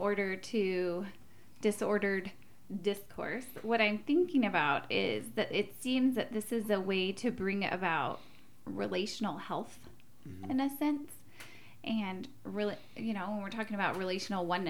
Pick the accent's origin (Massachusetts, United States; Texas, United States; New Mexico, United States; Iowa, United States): New Mexico, United States; Southern; And I grew up in Southern New Mexico, so y'all is very much a part of my language.